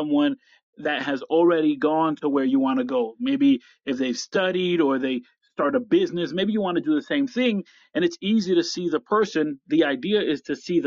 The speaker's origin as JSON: {"language": "English", "region": "upstate New York", "country": "United States", "said": "I am from upstate New York"}